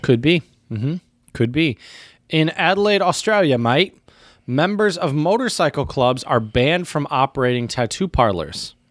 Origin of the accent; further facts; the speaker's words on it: United States; as an American